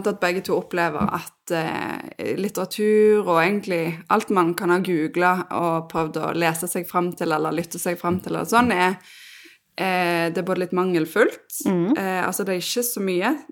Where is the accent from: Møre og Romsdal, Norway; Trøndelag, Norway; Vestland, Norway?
Vestland, Norway; Bergen; Uh, jeg er fra Bergen. Mm. Høres ikke alltid sånn ut.